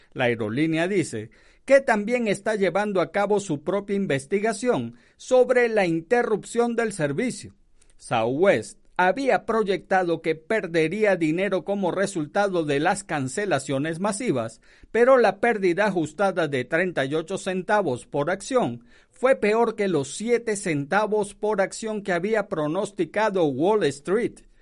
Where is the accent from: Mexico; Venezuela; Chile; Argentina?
Venezuela; moved away; Yo soy de Venezuela